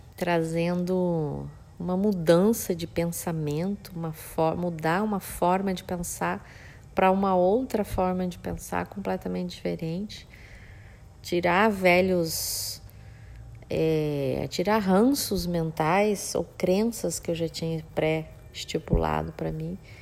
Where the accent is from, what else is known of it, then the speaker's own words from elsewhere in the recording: Campo Grande, Mato Grosso do Sul, Brazil; now in Bonito, Brazil; Que eu sou de Campo Grande, nasci em Campo Grande, Mato Grosso do Sul